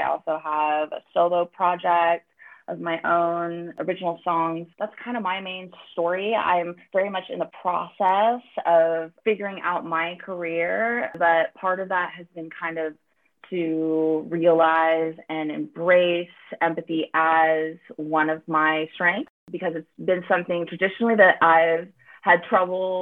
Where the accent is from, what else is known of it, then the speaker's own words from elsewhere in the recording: Northern California, United States; I was born and raised in Northern California and have been in San Francisco since 2006